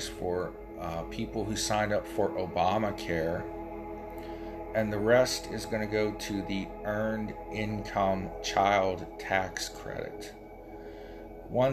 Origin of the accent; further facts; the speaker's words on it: Appalachia and the Rust Belt, United States; I'm from Appalachia and the Rust Belt, so my area's got a double whammy against it